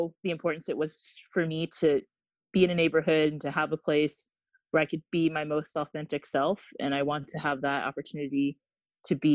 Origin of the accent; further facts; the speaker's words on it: Ohio, United States; moved away as an adult; also born or lived in California; now in Seattle, United States; grew up in Ohio, lived there for basically my whole life until I turned 18